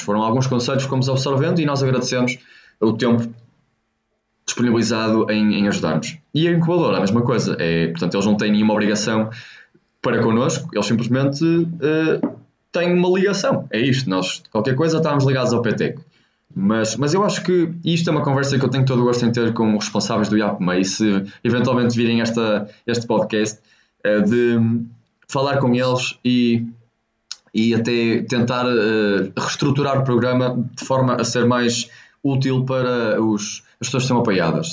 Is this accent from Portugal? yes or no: yes; Póvoa de Varzim, Norte, Portugal; also born or lived in China; nós somos da Póvoa Verzinho, somos do norte de Portugal